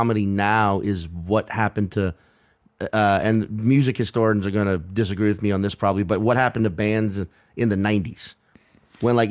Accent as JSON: {"language": "English", "region": "Louisiana", "country": "United States", "tie": "born or raised there", "moved": "yes", "said": "growing up in Louisiana"}